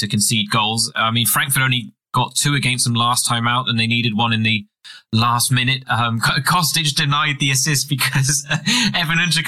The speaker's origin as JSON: {"language": "English", "region": "England", "country": "United Kingdom", "said": "as an Englishman"}